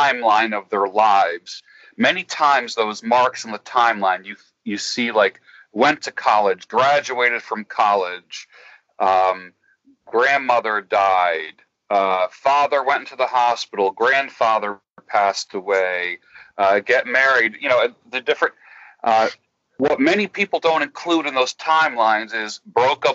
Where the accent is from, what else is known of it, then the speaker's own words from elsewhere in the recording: New York, United States; I grew up the oldest of three boys. My parents were very young when they had me. We grew up in New York